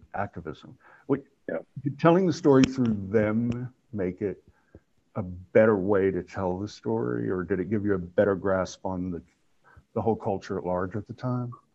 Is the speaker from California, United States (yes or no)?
no; Oklahoma, United States; moved away; also born or lived in New York; I grew up in Oklahoma